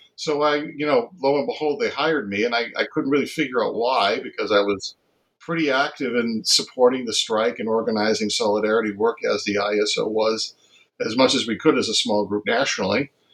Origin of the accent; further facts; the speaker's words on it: Massachusetts, United States; I grew up in Massachusetts